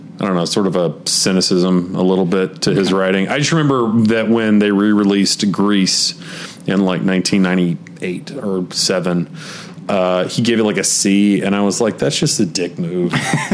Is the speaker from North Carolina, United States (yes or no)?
yes; Charlotte, North Carolina, United States; I grew up around Charlotte